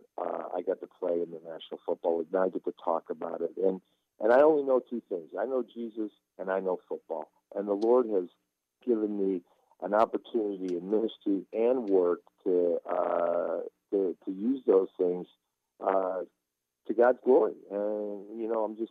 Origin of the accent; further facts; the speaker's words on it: Istanbul, Turkey; now in United States; I was born in Istanbul, Turkey. I come to this country to play American football, and growing up as a Turkish Muslim